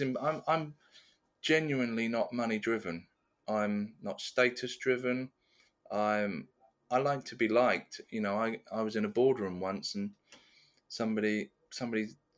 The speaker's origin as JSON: {"language": "English", "country": "Austria", "said": "I'm from Austria, or talks about Austria"}